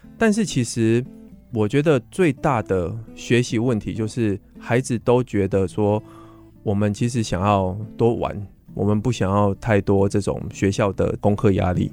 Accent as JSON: {"language": "Chinese", "town": "Wandan", "region": "Pingtung County", "country": "Taiwan", "tie": "born or raised there", "also_born_or_lived": "United States", "said": "我是屏东万丹长大的孩子"}